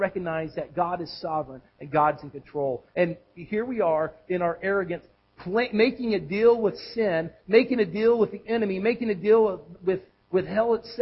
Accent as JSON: {"language": "English", "region": "Texas", "country": "United States", "tie": "born or raised there", "moved": "as an adult", "lives_now": "Tennessee, United States", "said": "I grew up in Texas, and in Texas we have a lot of sandy soil"}